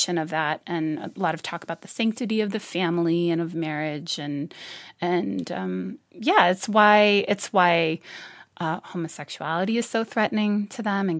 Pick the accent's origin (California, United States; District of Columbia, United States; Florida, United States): District of Columbia, United States; Washington; I grew up in the Washington, D.C. suburbs